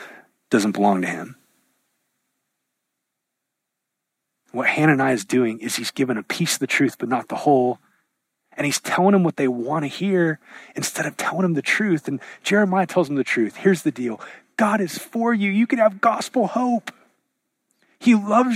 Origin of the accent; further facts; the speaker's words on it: United States; the air we breathe as an American